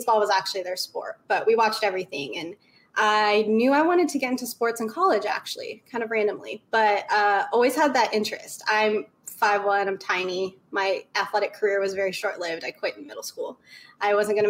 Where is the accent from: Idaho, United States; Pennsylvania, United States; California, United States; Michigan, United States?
Idaho, United States; also born or lived in New Orleans, Louisiana; So I was born in New Orleans. Born and raised diehard Saints fan, but I grew up in Idaho